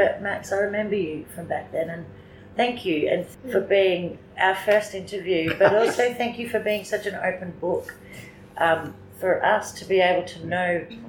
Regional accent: Ringwood, Victoria, Australia; moved away; I'm from Ringwood.

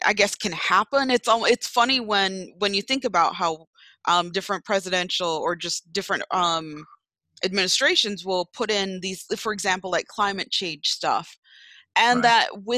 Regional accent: Jamaica; now in United States; growing up in Jamaica

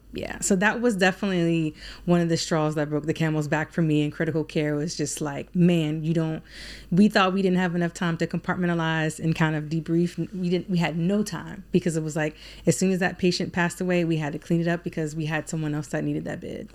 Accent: Alexandria, Virginia, United States; moved away as an adult; now in Baltimore, United States; living in Alexandria, Virginia, where I was born and raised

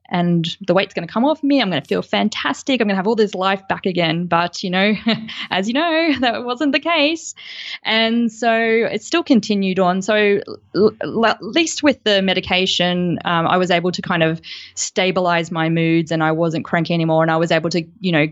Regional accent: Gold Coast, Queensland, Australia; I grew up on the Gold Coast

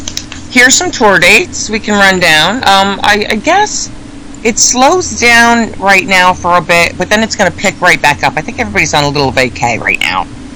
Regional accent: Sweden; I'm no Irish, but I am Swedish.

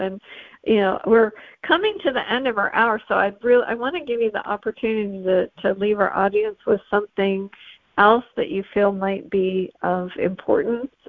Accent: Western Canada, Canada; I grew up in Western Canada

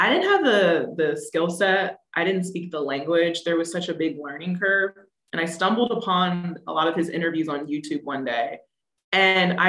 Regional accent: East Coast, United States; I grew up on the East Coast

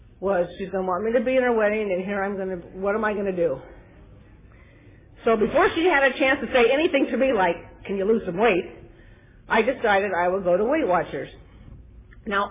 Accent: Glendale, California, United States; now in Ontario, United States; I was born and raised in Glendale, so I haven't gone too far to Ontario

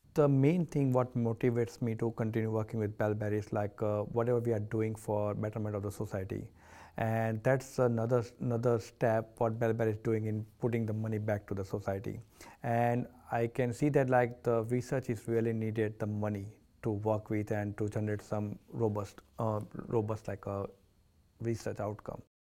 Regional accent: India; now in Australia; I'm coming from the India, Indian, uh, culture

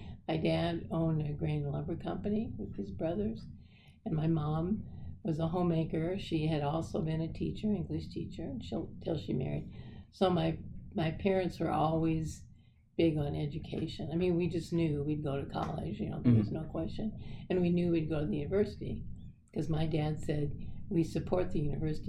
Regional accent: Oakland, Nebraska, United States; moved away as an adult; Oakland is a great place to grow up. Really a great little town, and it still is.

